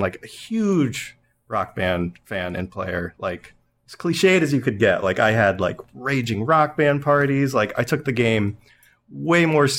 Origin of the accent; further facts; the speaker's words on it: Northampton, Massachusetts, United States; my hometown in Northampton